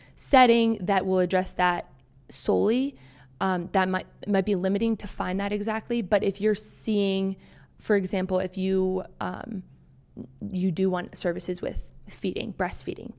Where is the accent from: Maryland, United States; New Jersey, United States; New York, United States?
Maryland, United States; moved away as an adult; also born or lived in Harrisonburg, Virginia; I grew up in Maryland.